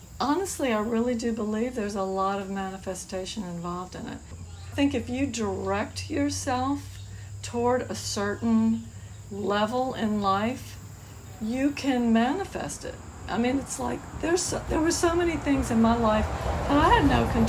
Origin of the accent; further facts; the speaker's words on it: New Orleans, Louisiana, United States; moved away as an adult; also born or lived in Metairie, Louisiana; now in Eureka Springs, United States; I grew up in New Orleans